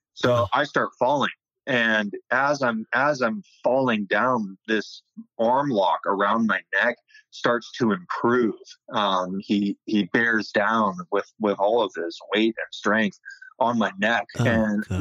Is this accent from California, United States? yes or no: yes; Sacramento, California, United States; also born or lived in Bay Area, California; I'm from the Sacramento area um, of Northern California. Um, just kind of born and raised